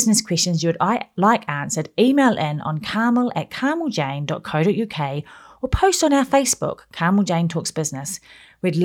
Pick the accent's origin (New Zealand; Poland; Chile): New Zealand; moved away as an adult; also born or lived in Warley, England; now in England; I'm from New Zealand, and it was all about sport. My sister played netball for New Zealand